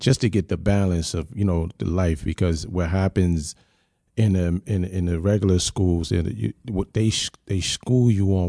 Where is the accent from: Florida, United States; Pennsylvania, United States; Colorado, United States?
Pennsylvania, United States; Philadelphia; You know, I was raised in Philly for a bit.